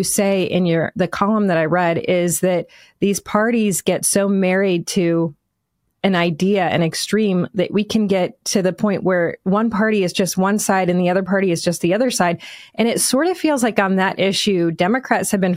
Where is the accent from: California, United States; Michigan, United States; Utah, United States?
Michigan, United States; I am obviously from Michigan